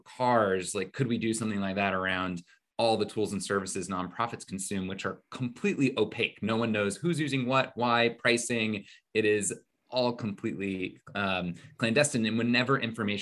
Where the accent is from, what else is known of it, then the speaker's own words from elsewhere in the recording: Indiana, United States; moved away as an adult; also born or lived in New York City; I grew up in Indiana